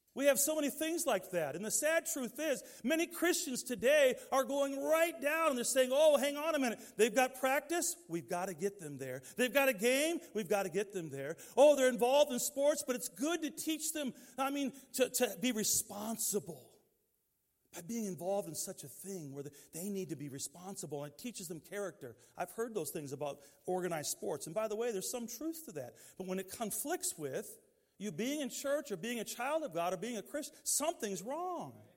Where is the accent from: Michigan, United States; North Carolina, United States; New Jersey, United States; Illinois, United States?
Michigan, United States; Detroit; Growing up in Detroit, we didn't have a lot of choices in that environment where we were